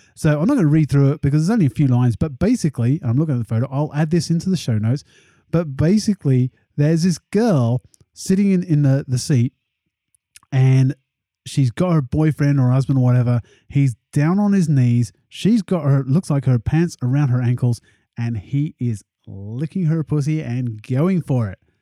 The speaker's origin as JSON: {"language": "English", "region": "England", "country": "United Kingdom", "tie": "born or raised there", "said": "especially at school and growing up in England"}